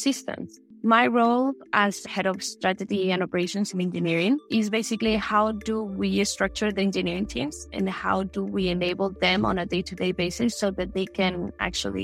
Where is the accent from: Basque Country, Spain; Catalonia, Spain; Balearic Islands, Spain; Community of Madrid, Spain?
Community of Madrid, Spain; Madrid; also born or lived in Wisconsin; I grew up in Madrid, Spain